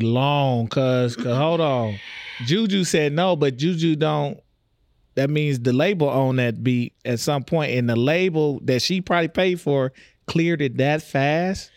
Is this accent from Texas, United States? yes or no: yes; Texas, United States; now in Omaha, United States; I'm from Texas